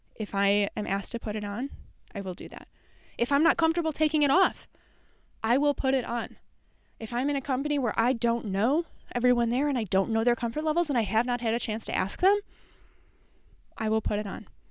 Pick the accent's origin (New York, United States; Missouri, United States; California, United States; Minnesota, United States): Minnesota, United States; we're Minnesotan